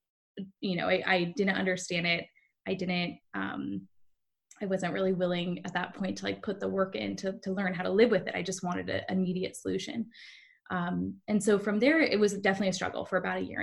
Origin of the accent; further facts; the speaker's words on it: San Diego, California, United States; moved away as an adult; also born or lived in Bay Area; I'm originally from San Diego, but I moved to the Bay Area to work in the tech field